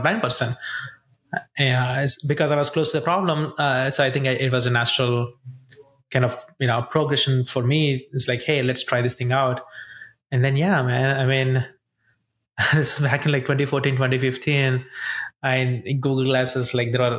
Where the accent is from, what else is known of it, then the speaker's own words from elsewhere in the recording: India; moved away as an adult; also born or lived in Columbia, Missouri, United States; now in United States; I grew up in India